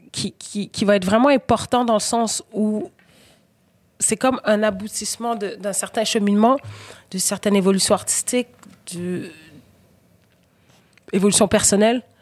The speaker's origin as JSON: {"language": "French", "region": "Quebec", "country": "Canada", "also_born_or_lived": "Senegal", "said": "Puis je me sens sénégalaise, puis je me sens québécoise."}